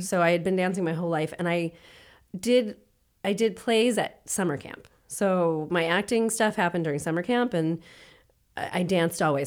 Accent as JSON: {"language": "English", "town": "Worcester", "region": "Massachusetts", "country": "United States", "tie": "born or raised there", "said": "I grew up in Worcester"}